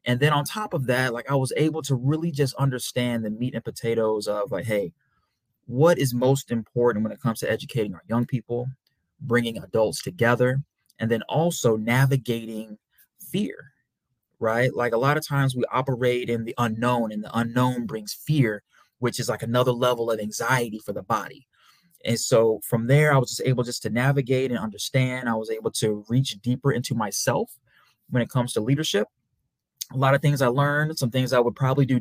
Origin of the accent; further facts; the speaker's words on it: St. Louis, Missouri, United States; also born or lived in Memphis, Tennessee; I'm from St. Louis, Missouri, by way of Memphis, Tennessee.